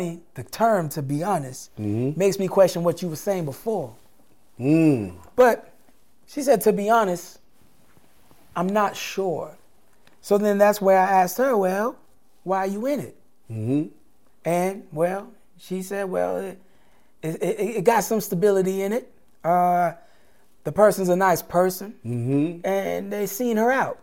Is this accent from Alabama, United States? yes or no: yes; Montgomery, Alabama, United States; I'm from Montgomery, Alabama